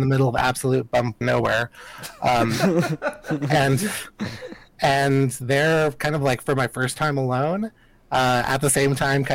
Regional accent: El Paso, Texas, United States; growing up in El Paso

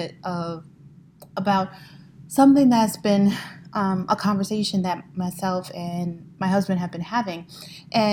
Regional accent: New York City, New York, United States; I was born and raised in Brooklyn

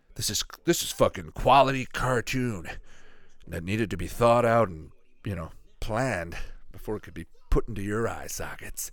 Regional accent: Canada; I'm from Canada here.

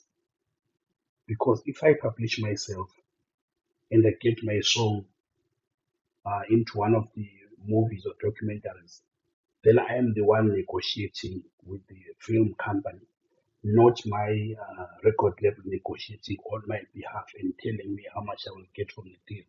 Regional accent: Bulawayo, Zimbabwe; I was born and raised in Bulawayo. Grew up in Chabalala Township.

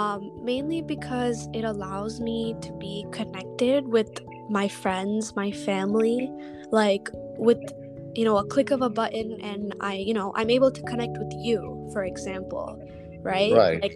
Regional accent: India; now in United States; Because, for me, I am an Indian who's in the United States.

